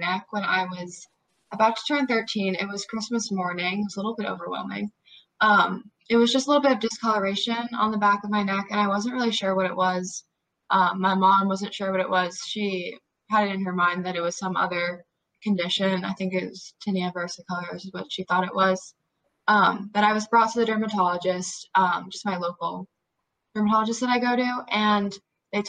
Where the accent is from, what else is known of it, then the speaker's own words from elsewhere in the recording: New Jersey, United States; I'm 16 years old. I'm from New Jersey